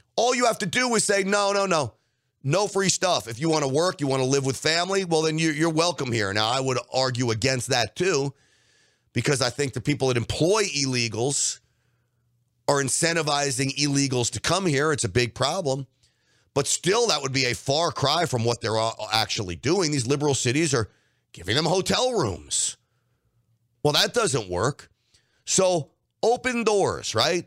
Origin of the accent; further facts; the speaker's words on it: New York City, New York, United States; moved away; I grew up in New York